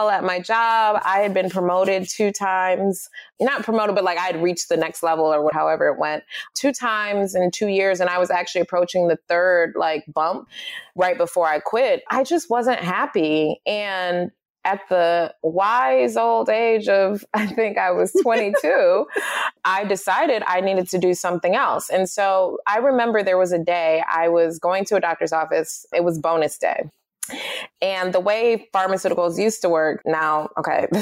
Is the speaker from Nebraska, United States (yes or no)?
no; Detroit, Michigan, United States; I was born and raised in Detroit